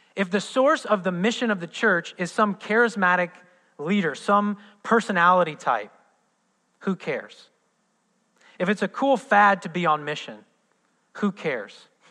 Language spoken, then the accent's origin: English; Midwest, United States; moved away; I'm from the Midwest